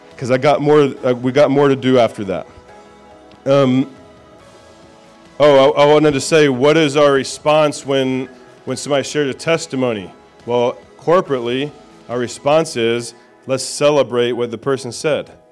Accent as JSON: {"language": "English", "region": "Indiana", "country": "United States", "said": "I'm a hillbilly from Indiana"}